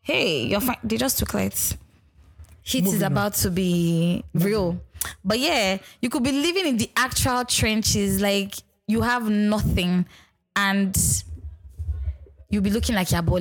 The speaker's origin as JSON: {"language": "English", "country": "Nigeria", "said": "being Nigerian, religion is a huge part"}